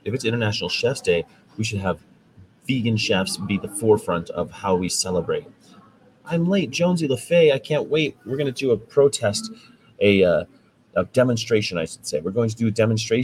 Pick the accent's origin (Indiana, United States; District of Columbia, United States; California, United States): California, United States; West Coast; I'm from the West Coast, California